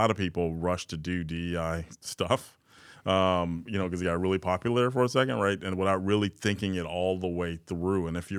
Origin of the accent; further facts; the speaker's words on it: Chicago, Illinois, United States; Again, growing up in Chicago, South Side of Chicago, very early on, black male in society